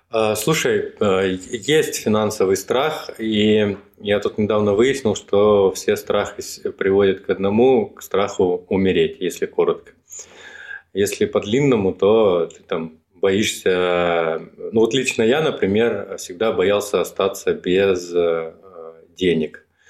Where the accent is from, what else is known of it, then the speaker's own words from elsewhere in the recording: Rostov-on-Don, Rostov Oblast, Russia; moved away as an adult; now in Moscow, Russia; я из Ростова, когда переезжал в Москву